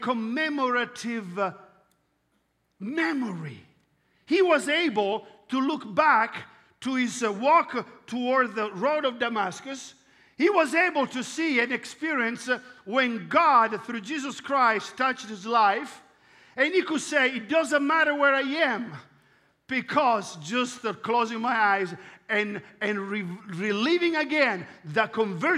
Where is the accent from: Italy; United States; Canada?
Italy; accent: Italian; English is a second language; I'm Italian